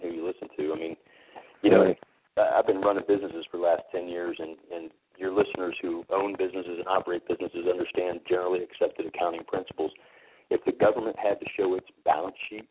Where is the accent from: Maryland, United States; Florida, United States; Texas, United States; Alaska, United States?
Florida, United States; Tampa; I grew up here in Florida. I was one of six kids from a very poor family, raised in South Tampa by a single mother